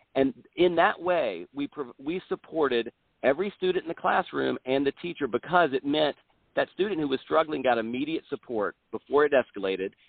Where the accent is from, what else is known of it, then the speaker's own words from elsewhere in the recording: South Carolina, United States; I'm originally from South Carolina, but I, I moved away for college and law school, and then moved to, back to Columbia in 2000.